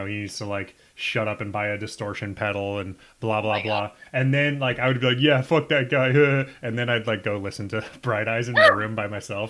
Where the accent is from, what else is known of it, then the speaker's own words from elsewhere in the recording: Nebraska, United States; moved away; I'm from Nebraska.